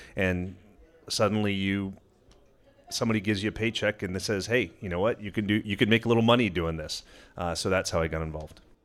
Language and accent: English; Los Angeles, California, United States; I grew up in Los Angeles